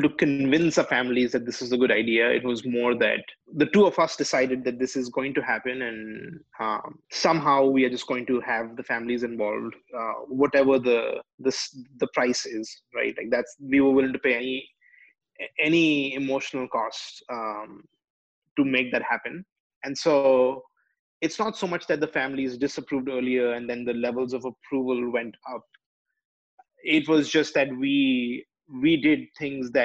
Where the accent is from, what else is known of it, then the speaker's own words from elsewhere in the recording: India; now in United States; I'm Indian